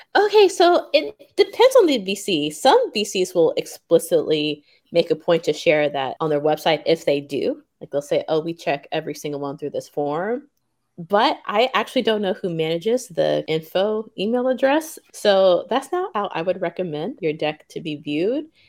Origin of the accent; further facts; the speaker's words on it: Memphis, Tennessee, United States; moved away as an adult; also born or lived in Stanford, California / Tokyo, Japan; now in Japan; I was born and raised in Memphis, Tennessee, and came to Japan about three and a half years ago